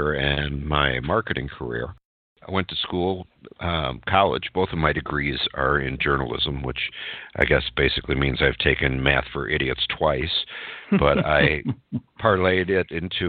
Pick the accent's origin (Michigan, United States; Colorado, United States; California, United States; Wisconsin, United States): Wisconsin, United States; Burlington; I'm a Midwestern guy. I grew up in Burlington, Wisconsin, which is where I live today.